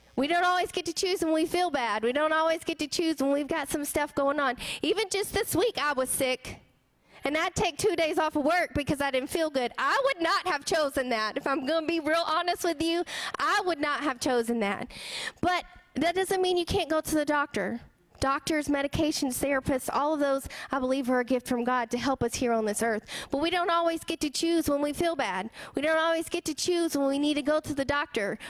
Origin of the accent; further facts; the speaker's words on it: the South, United States; I grew up here in the South